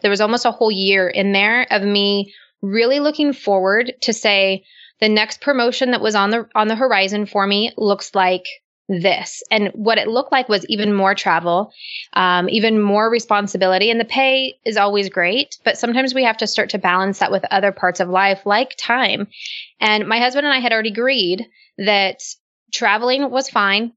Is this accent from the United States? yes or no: yes; United States; I'm not Canadian. I'm American.